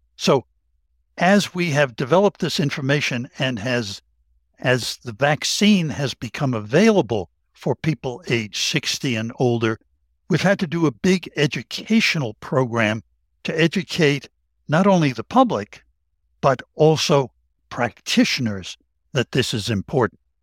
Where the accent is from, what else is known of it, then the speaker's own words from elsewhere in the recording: Tennessee, United States; that's my home state in Tennessee